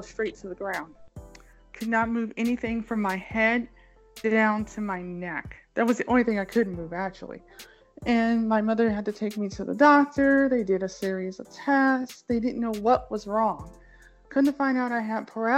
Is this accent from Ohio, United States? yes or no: yes; Cleveland, Ohio, United States; I was born in Cleveland, Ohio, 42 years ago